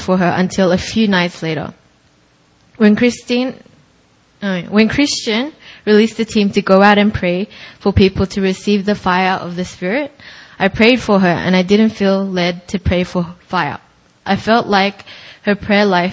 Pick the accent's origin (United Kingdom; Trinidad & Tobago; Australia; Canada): Australia; moved away; going to my hometown